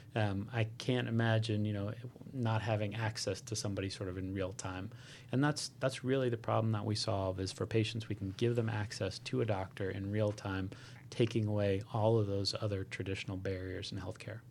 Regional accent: Hawaii, United States; I grew up in Hawaii

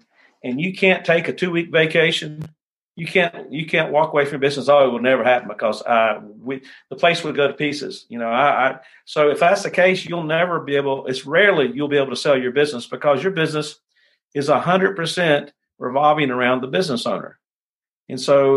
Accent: United States; as Americans, as American business owners

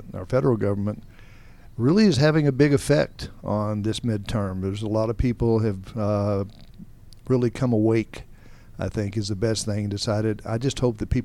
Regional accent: Roswell, Georgia, United States; also born or lived in Alpharetta, Georgia; I grew up around Roswell and Alpharetta back when it was a lot smaller.

